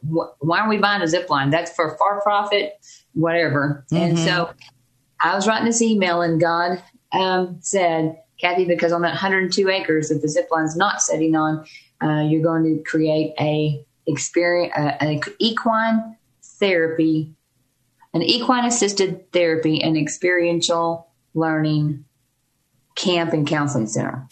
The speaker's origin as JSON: {"language": "English", "region": "Texas", "country": "United States", "also_born_or_lived": "Dallas Fort Worth area, Texas", "moved": "as an adult", "lives_now": "Davis, United States", "said": "we're originally from Texas."}